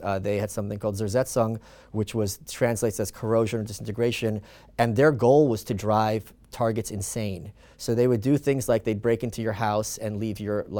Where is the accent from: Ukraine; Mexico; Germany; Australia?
Ukraine; born there; I was born in the Soviet Union